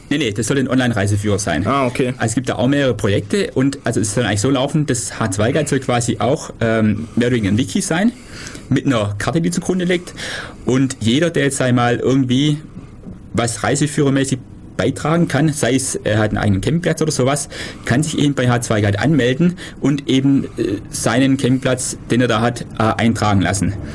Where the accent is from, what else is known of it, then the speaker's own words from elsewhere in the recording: Süßen, Baden-Württemberg, Germany; Süßen, wo ich herkomme